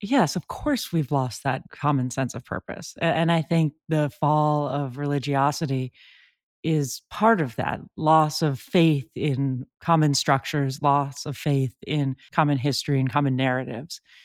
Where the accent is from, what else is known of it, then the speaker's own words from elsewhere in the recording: San Francisco, California, United States; I grew up in San Francisco